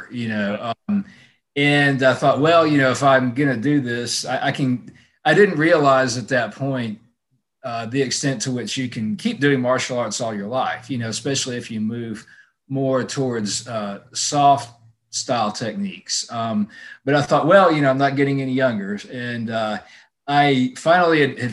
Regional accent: Mobile, Alabama, United States; moved away as an adult; now in Atlanta, United States; I'm from Mobile, Alabama, which is, you know, it's a small city

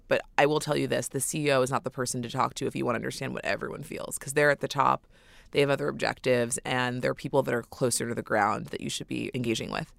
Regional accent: New York City, New York, United States; Born and raised in New York City

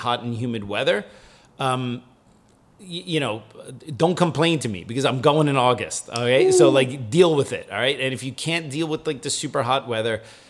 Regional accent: United States; moved away; also born or lived in Germany; as an American

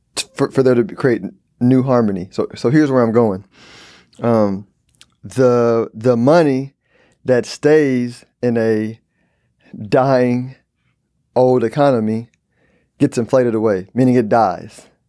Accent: Houston, Texas, United States; I'm from Houston.

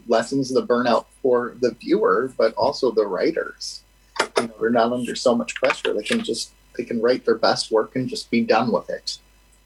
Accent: United States; we're American

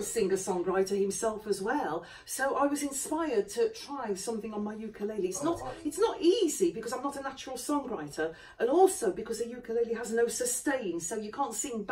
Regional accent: United Kingdom; I'm British

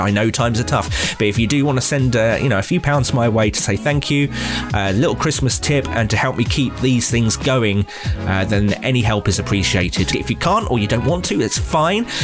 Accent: Nuneaton, West Midlands, United Kingdom; I'm from Nuneaton in Warwickshire in the West Midlands

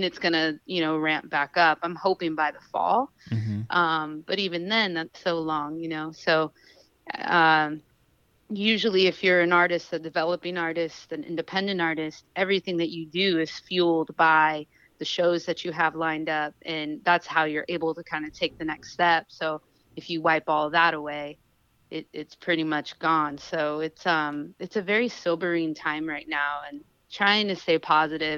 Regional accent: Sacramento, California, United States; moved away as an adult; also born or lived in Oakland; now in Los Angeles, United States; I'm from Sacramento, but I have lived in Oakland for years. I live in LA now

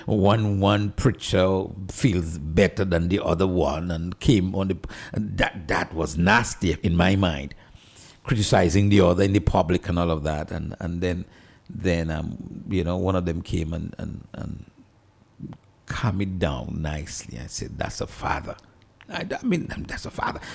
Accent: Dominica; I'm from Dominica, a little country in the, in the Caribbean. I'm proud to be from there

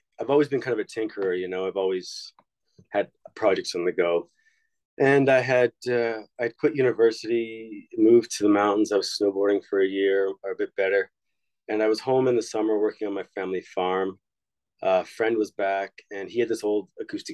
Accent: Saskatchewan, Canada; moved away as an adult; also born or lived in Montreal; now in Edmonton, Canada; I moved to Montreal from Saskatchewan. Just looking to move to a bigger center because I'm from a very rural place.

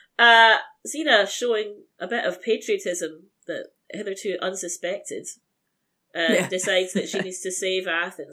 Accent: Scotland, United Kingdom; accent: Scottish; Most jokes work better in my accent because Scottish accents are inherently funnier

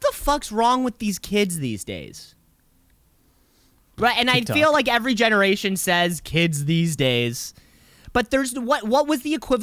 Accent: United States; I am American

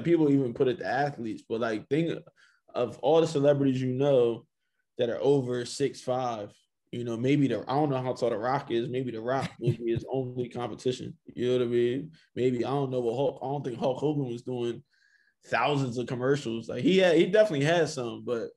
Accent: Woodbury, New Jersey, United States; where I'm from is like very, very diverse, Woodbury, New Jersey.

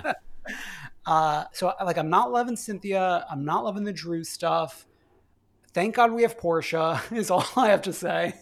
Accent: New York, United States; I'm from New York

